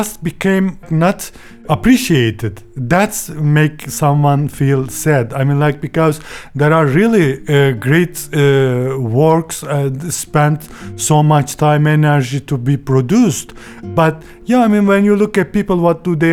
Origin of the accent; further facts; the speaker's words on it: Turkey; English is a second language; from Turkey